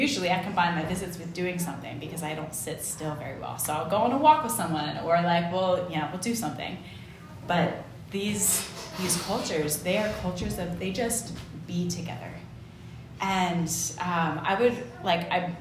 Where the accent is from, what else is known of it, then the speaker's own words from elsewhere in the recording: United States; moved away; I'm an American